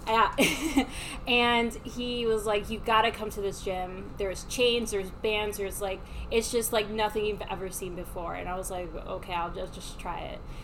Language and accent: English; Miami, Florida, United States; I was raised in Miami.